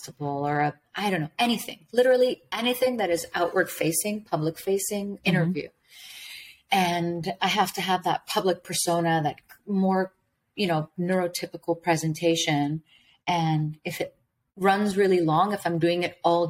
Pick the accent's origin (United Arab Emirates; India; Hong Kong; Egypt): United Arab Emirates; Dubai; I was born in Dubai, United Arab Emirates. My parents were both born in Iran